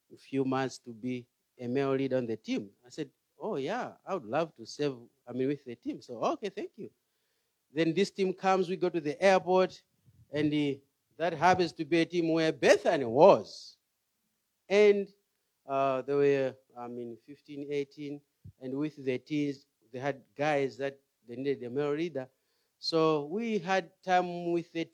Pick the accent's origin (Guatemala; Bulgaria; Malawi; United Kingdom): Malawi; moved away; I'm from Malawi